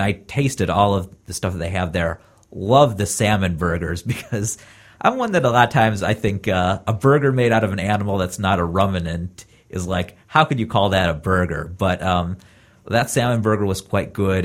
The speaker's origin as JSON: {"language": "English", "town": "Columbus", "region": "Ohio", "country": "United States", "moved": "yes", "lives_now": "California, United States", "said": "I'm originally from Ohio and live in California now. And so it was nice getting to meet some people from Columbus, where I'm from, and seeing that in my home state"}